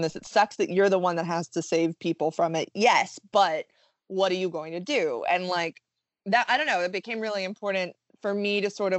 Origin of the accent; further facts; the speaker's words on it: the South, United States; I grew up in the South